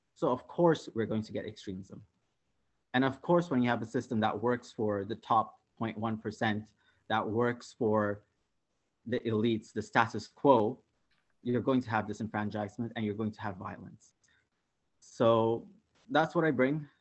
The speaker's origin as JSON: {"language": "English", "town": "Karachi", "region": "Sindh", "country": "Pakistan", "tie": "born or raised there", "moved": "as an adult", "lives_now": "Toronto, Canada", "said": "I was born in Karachi, Pakistan. I came to Canada 10 years ago."}